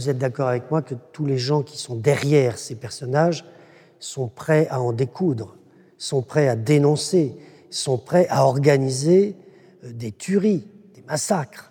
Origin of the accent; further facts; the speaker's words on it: Pays de la Loire, France; je suis, du Saumurois